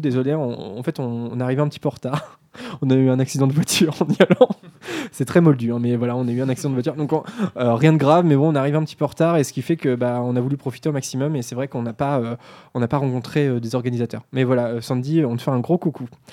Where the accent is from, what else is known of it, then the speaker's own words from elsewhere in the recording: Normandy, France; on est normand, on vient de la province